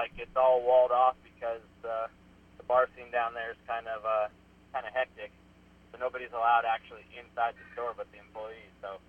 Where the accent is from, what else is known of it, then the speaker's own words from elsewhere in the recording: Southern California, United States; born and raised in Southern California